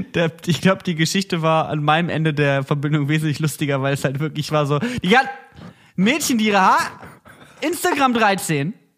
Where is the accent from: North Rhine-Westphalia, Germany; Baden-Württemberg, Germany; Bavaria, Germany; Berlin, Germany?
North Rhine-Westphalia, Germany; Cologne; Bei uns in Köln